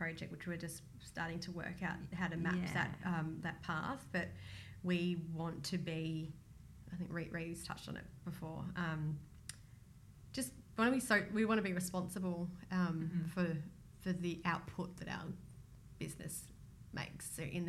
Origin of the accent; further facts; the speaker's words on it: Australia; So we're in Australia, we're Australian, so we spend a lot of time trying to grow the business